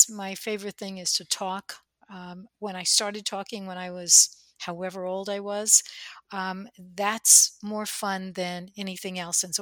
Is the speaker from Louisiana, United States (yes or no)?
no; New Jersey, United States; accent: Jersey; day we'll do a podcast in our Jersey accents, but I try not to use it.